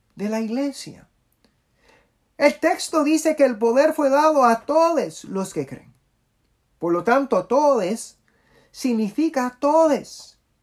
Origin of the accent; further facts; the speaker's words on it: Puerto Rico; now in Washington, D.C., United States; Soy un puertorriqueño y queer y orgulloso de serlo